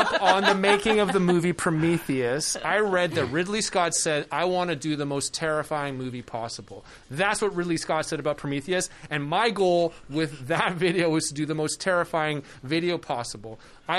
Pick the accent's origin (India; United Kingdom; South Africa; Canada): Canada; moved away; I came to your country from Canada.